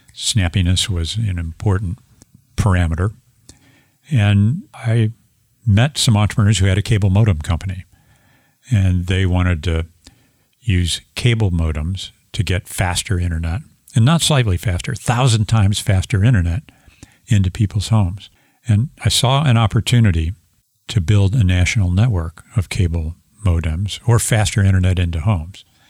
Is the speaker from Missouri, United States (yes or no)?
yes; St. Louis, Missouri, United States; I'm an engineer from Saint Louis, Missouri.